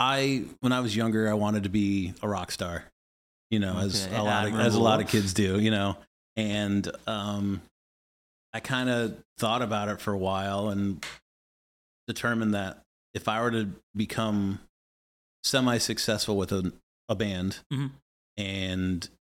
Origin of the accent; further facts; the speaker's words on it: Atlanta, Georgia, United States; moved away as an adult; now in Kansas City, United States; So I grew up in Atlanta. Yeah, I lived there since I was 5, from 92 to 2015, and then I moved here to Kansas City.